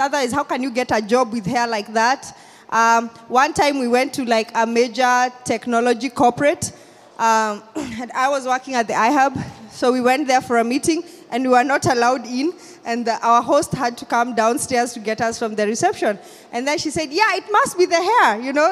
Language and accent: English; Kenya; I'm from Kenya